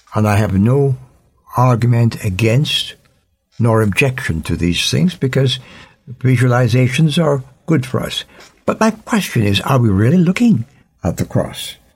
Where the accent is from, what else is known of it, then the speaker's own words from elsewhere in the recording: Jamaica; As a Jamaican